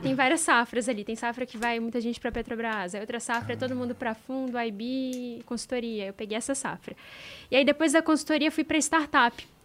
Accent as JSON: {"language": "Portuguese", "town": "Juiz de Fora", "region": "Minas Gerais", "country": "Brazil", "said": "eu sou do interior de Minas é, de Juiz de Fora"}